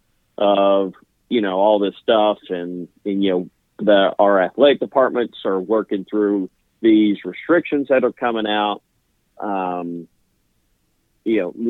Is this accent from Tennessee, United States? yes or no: yes; Middle Tennessee, United States; grew up in the greater Middle Tennessee area.